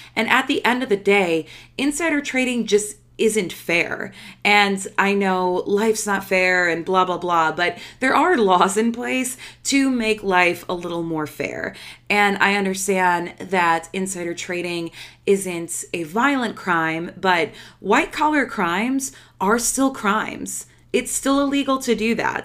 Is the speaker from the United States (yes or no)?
yes; United States; I'm American